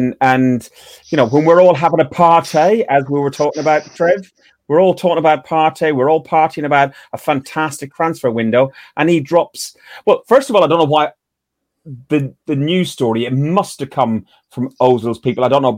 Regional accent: Ireland; I will follow England in a tournament, but I'm Irish. I will always support Ireland through and through.

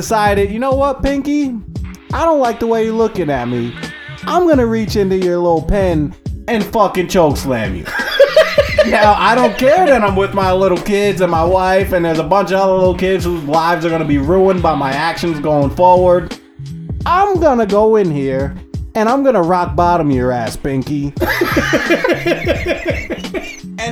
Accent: New York, United States; I'm from New York

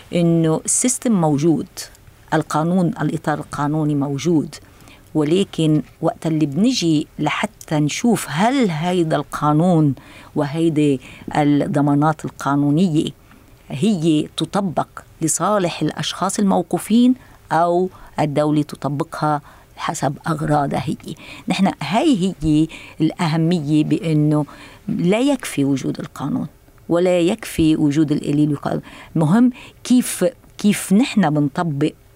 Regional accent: Lebanon; أنا كلبنانية ورئيسة اللجنة

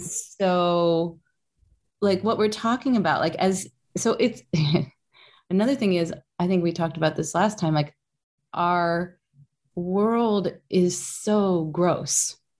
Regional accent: Kentucky, United States; Kentucky, which is my home state.

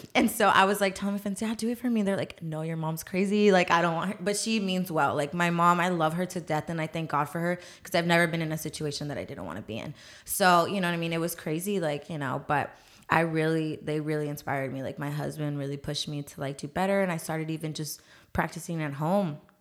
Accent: San Antonio, Texas, United States; I'm actually born here and raised here in San Antonio, Texas. I've been here my whole life

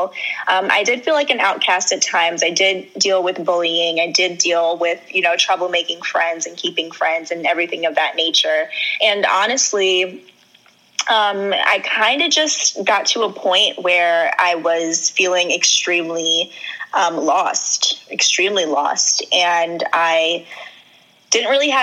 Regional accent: Long Island, New York, United States; also born or lived in Trinidad and Tobago (ancestry); And I'm from Long Island, New York. I grew up in Long Island majority of my life.

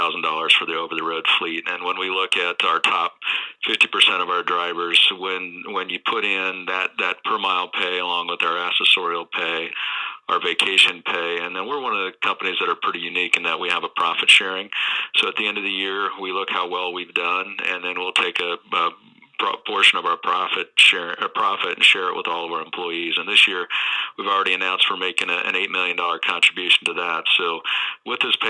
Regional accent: Nebraska, United States; moved away as an adult; also born or lived in Denver, Colorado; I'm originally from Nebraska. I lived in Denver at the time

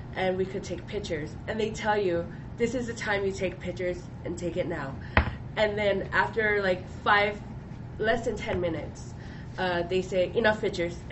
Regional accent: Hawaii, United States; I grew up in Hawaii

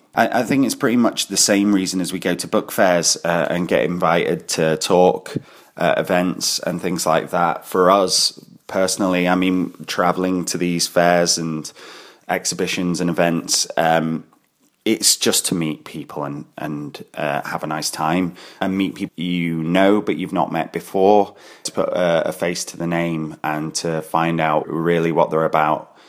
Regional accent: Glasgow, Scotland, United Kingdom; I'm from Glasgow in Scotland

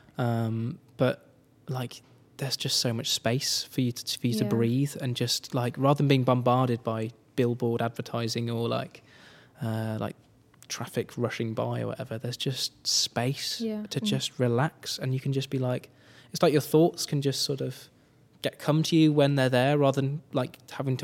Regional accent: Birmingham, West Midlands, United Kingdom; also born or lived in Nottingham; now in Cornwall, United Kingdom; I was born in Nottingham, and then I moved to Birmingham when I was 3 years old. And yeah, I lived on the outskirts, like skirts of Birmingham, with my parents

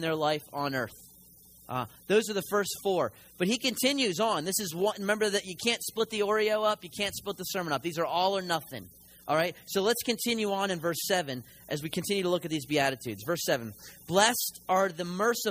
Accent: Philadelphia, Pennsylvania, United States; moved away; I'm from the north, I'm a Yankee, and so I'm from Philly

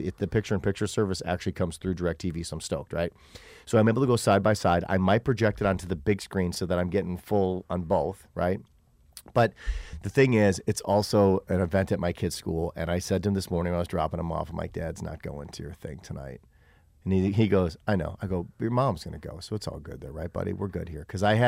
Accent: Illinois, United States; moved away; also born or lived in Wisconsin; I grew up in Illinois, so I was raised a Cubs fan, then I moved to Wisconsin

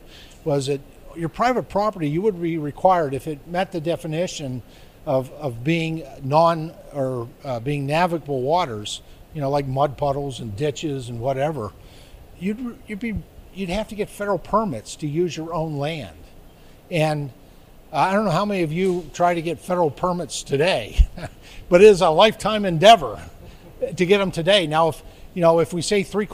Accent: Pittsburgh, Pennsylvania, United States; I'm from the Commonwealth of Pennsylvania, where when I was probably a child in and around Pittsburgh

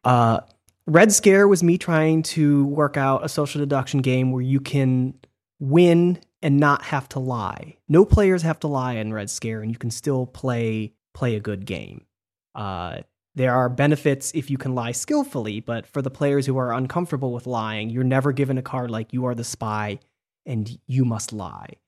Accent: Michigan, United States; I'm from Michigan, and we didn't play Mafia in school.

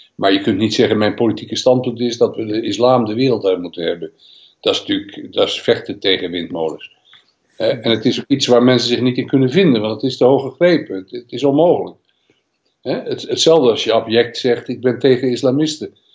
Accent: Netherlands; wij als Nederlanders

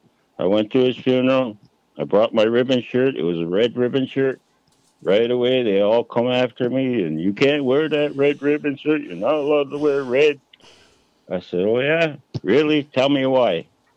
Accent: Six Nations, Ontario, Canada; So I'm a Cayuga from Six Nations, mm-hmm. really, actually.

